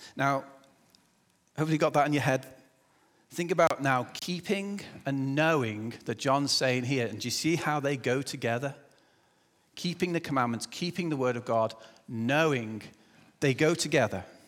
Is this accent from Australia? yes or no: no; England, United Kingdom; moved away; I'm English